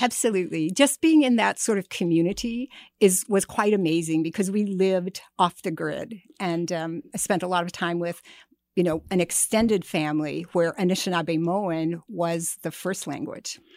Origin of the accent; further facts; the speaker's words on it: White Earth Reservation, Minnesota, United States; I'm from White Earth Reservation, and I grew up really among storytellers